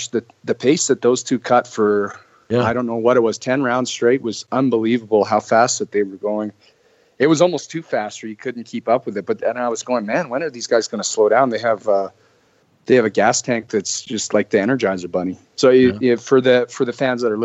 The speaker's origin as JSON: {"language": "English", "town": "Calgary", "region": "Alberta", "country": "Canada", "tie": "born or raised there", "said": "born and raised in Calgary"}